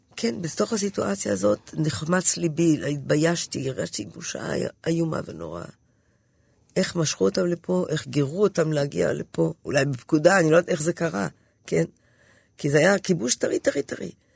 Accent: Haifa, Haifa District, Israel; אני באה מחיפה, זו עיר מעורבת בכל מקרה

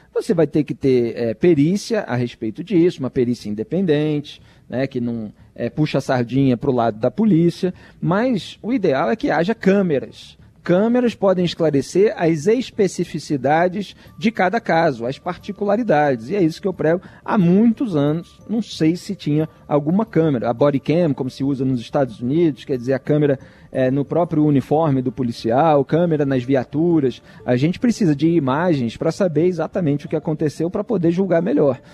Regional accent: Rio de Janeiro, Brazil; now in São Paulo, Brazil; Eu, como carioca em São Paulo

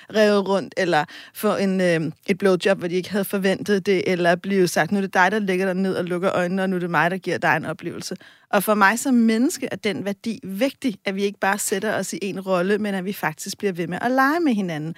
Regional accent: Copenhagen, Capital Region of Denmark, Denmark; Jeg er også fra, altså, jeg er fra Vesterbro og Vestegnen

